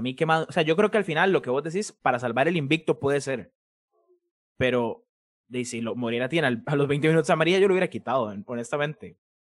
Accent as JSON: {"language": "Spanish", "town": "Escazú", "region": "San José", "country": "Costa Rica", "said": "yo soy de Escazú"}